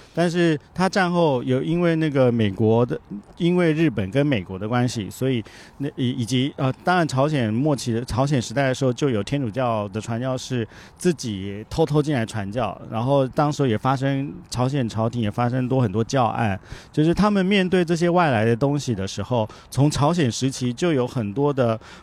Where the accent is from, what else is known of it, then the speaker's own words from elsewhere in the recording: Taiwan; first language Japanese; moved away as an adult; also born or lived in Shanghai, China / South Korea / Japan / Tianjin, China; 回到台湾的时候，它毕竟是我的故乡